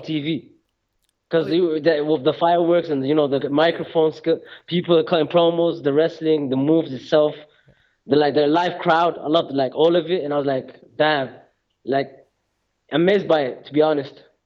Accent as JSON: {"language": "English", "town": "Birmingham", "region": "West Midlands", "country": "United Kingdom", "tie": "born or raised there", "also_born_or_lived": "Somalia (parents)", "moved": "yes", "lives_now": "Norway", "said": "Growing up in Birmingham"}